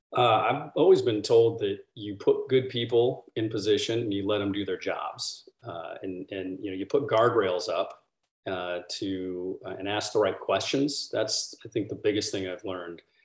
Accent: Washington, United States; moved away; also born or lived in Orlando, Florida; I'm from Washington State

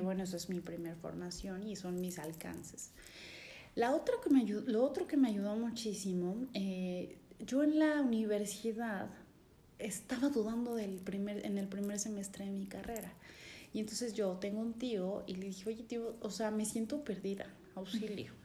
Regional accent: San Cristóbal de las Casas, Chiapas, Mexico; nací aquí en San Cristóbal, toda mi familia es de Comitán

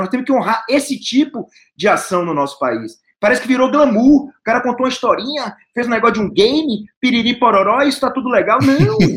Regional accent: Salvador, Bahia, Brazil; Eu sou baiano, eu sou nascido em Salvador

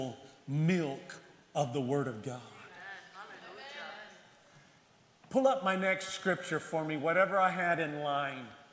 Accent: the South, United States; I'm from the South

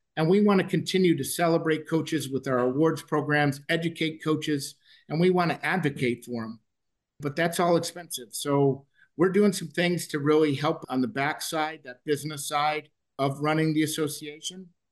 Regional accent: Chicago, Illinois, United States; now in Kansas City, United States; in Chicago, my hometown.

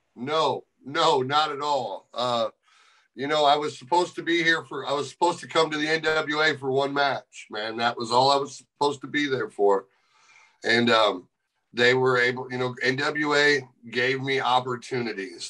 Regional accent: St. Louis, Missouri, United States; I was able to walk into St. Louis, my hometown

